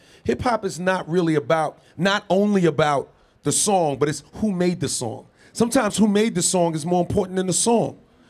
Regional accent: New York City, New York, United States; I'm from Queens, New York, born and raised, right?

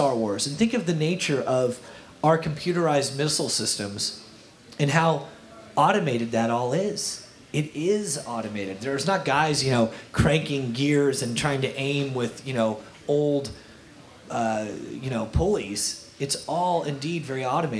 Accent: Kalamazoo, Michigan, United States; I'm from Kalamazoo, Michigan

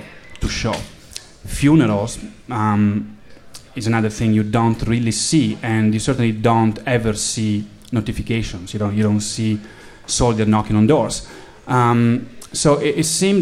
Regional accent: Italy; accent: Italian; English is a second language; moved away; I'm from Italy, as you can probably tell from my accent.

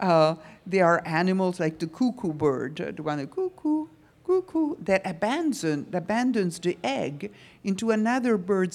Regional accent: New York, United States; I'm from New York and I lived in a fashion world

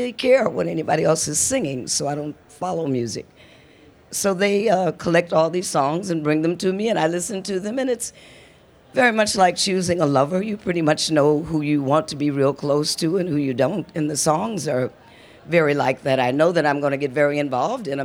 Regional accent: Muskegon, Michigan, United States; moved away; also born or lived in Detroit, Michigan; I was born in Western Michigan, in Muskegon, Michigan.

